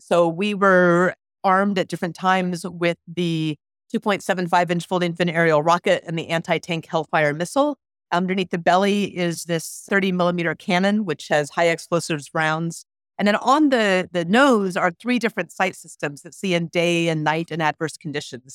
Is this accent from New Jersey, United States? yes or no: no; Anchorage, Alaska, United States; I grew up in Anchorage, Alaska, so not, not rural Alaska.